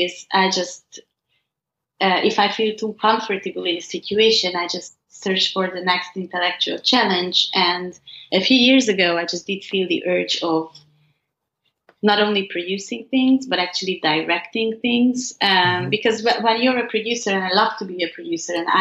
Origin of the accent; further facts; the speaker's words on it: Hungary; growing up in Hungary